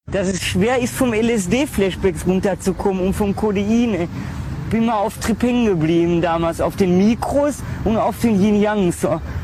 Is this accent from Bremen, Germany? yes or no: yes; Bremerhaven, Bremen, Germany; moved away; Also ich komme ja ursprünglich aus Bremerhaven.